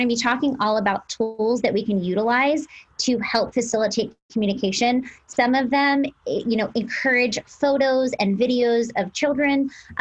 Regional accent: Pennsylvania, United States; now in Los Angeles, United States; I have a private practice in Los Angeles. I'm from Pennsylvania

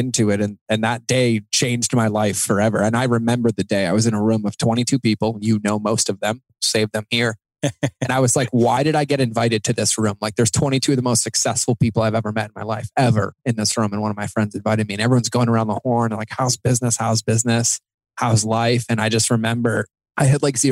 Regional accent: Massachusetts, United States; I grew up in Massachusetts to parents who loved me immensely

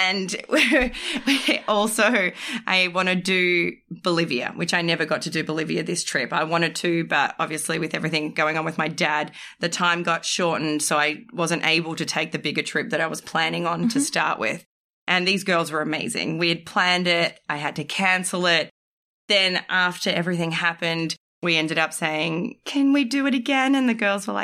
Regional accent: Australia; I'm from Australia

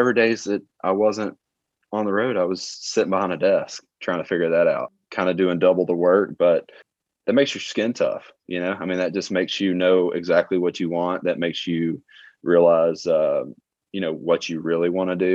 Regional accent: Alabama, United States; I'm from a super small town. I really never left the county line other than a few vacations whenever I was younger, growing up in Alabama

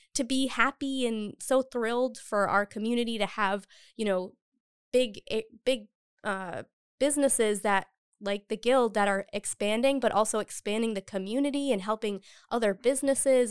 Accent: Cumberland, Rhode Island, United States; also born or lived in Boston; now in Providence, United States; I grew up in Cumberland. I went to college in Boston for three years, and I came back

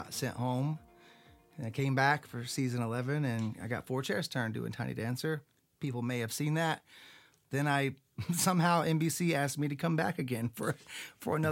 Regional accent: Nashville, Tennessee, United States; I'm from Nashville, Tennessee, born and raised

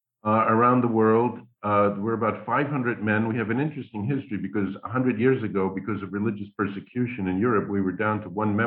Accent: New York City, New York, United States; moved away as an adult; also born or lived in Queens, New York / Brooklyn, New York / Philadelphia; now in Rome, Italy; I grew up in Staten Island, New York. I was born in Queens and lived in Brooklyn briefly, but mostly Staten Island. I was one of 5 children. My father was a high school art teacher. My parents were very religious. They were secular Franciscans

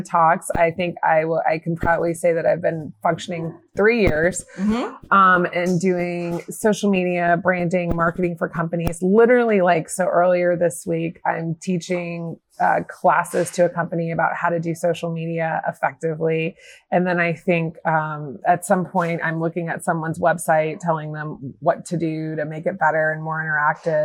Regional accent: Atlanta, Georgia, United States; also born or lived in Arizona; I'm from Atlanta, and I started in radio kind of like college in Arizona. And then I came back to Atlanta

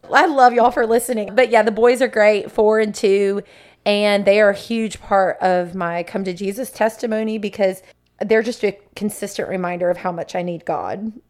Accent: Sebring, Florida, United States; I'm from Central Florida, grew up in Sebring

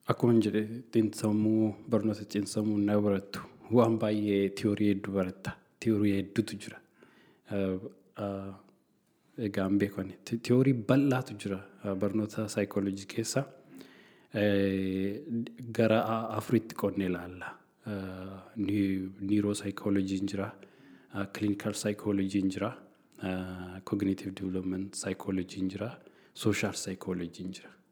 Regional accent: Oromo people, Oromia, Ethiopia; moved away as an adult; Ani gaafan of laalu waa'een barnoota kootii fi innaan uummatan keessatti guddadhe laalu. Uummanni Oromoo baay'ee

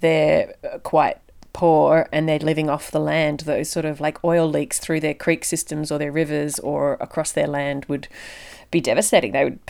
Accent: Melbourne, Victoria, Australia; I grew up in Melbourne

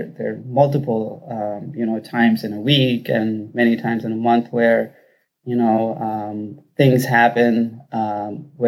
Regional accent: Rajasthan, India; now in Detroit, United States; I'm from Rajasthan in India. And I've been in the U.S. since 2003

